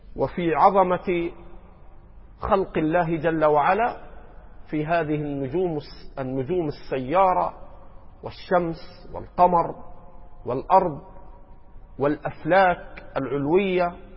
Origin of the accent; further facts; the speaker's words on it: Egypt; عندنا في مصر